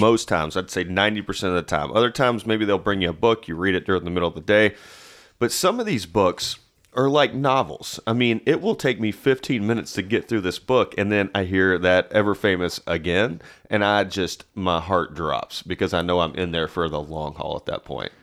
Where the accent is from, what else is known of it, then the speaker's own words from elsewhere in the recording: Nashville, Tennessee, United States; also born or lived in Madison, Tennessee; I'm from Nashville. Uh, I currently live in Madison, which some would not consider Nashville.